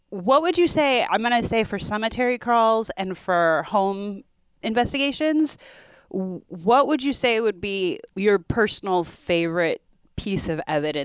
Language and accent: English; South Suburbs, Illinois, United States; We're both from the South Suburbs, yeah.